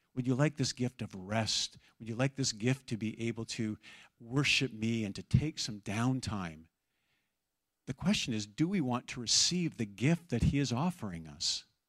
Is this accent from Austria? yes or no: no; Abbotsford, British Columbia, Canada; I grew up in Abbotsford